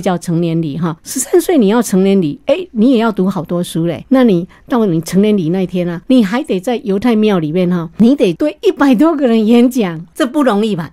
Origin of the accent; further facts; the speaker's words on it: Taiwan; now in United States; 我们台湾人